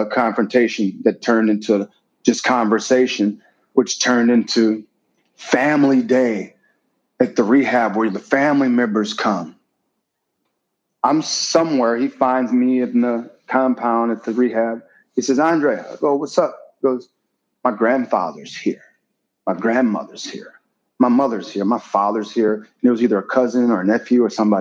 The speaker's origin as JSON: {"language": "English", "town": "Milwaukee", "region": "Wisconsin", "country": "United States", "tie": "born or raised there", "moved": "yes", "lives_now": "Beverly Hills, United States", "said": "I'm from Wisconsin"}